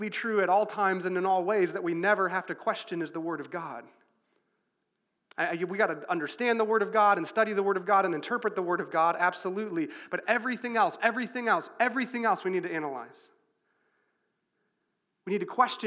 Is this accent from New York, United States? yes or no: no; Chicago, Illinois, United States; I grew up in Chicago, Illinois, or outside of Chicago, Illinois